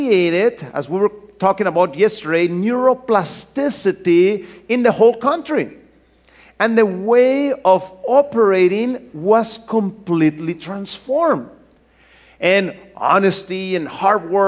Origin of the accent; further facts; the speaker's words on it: Mexico; moved away as an adult; also born or lived in Norway; I'm originally from Mexico.